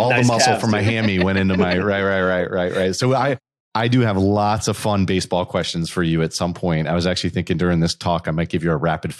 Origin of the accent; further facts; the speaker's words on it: New York, United States; So I'm originally from the New York area, went to school at Rhode Island undergrad.